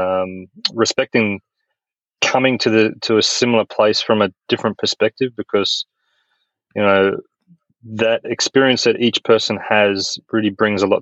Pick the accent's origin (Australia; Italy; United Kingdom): Australia; moved away as an adult; also born or lived in Europe / United States; I'm an Australian